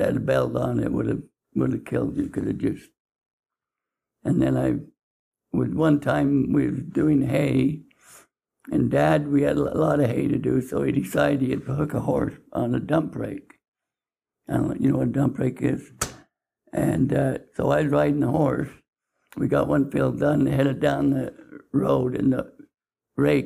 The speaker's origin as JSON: {"language": "English", "town": "Salem", "region": "Utah", "country": "United States", "tie": "born or raised there", "said": "I was raised in Salem. And I was born in a home in Salem"}